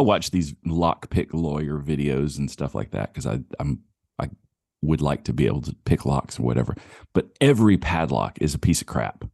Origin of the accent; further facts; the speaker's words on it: the South, United States; born or raised there